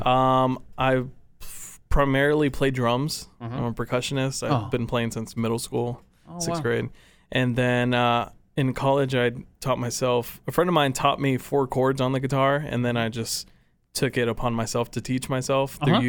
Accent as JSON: {"language": "English", "town": "Farmers Branch", "region": "Texas", "country": "United States", "said": "What part of Dallas are you from? And I was like, well, I'm actually from Farmers Branch, but no one knows where."}